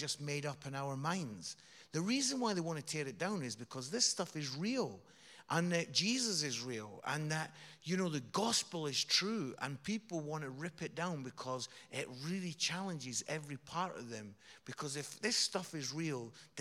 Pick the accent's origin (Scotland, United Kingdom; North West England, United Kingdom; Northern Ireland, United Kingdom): Scotland, United Kingdom; Edinburgh; accent: Scottish; Scotland. Yeah. Edinburgh. I'm from Edinburgh.